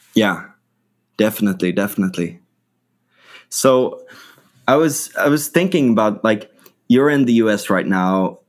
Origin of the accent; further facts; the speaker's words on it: Sweden; we in, in Sweden